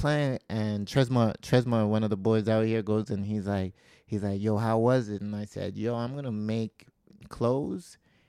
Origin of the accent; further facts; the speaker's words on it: Calgary, Alberta, Canada; where we grew up in Calgary, it was just a little hot. Like there's a part where we grew up in government housing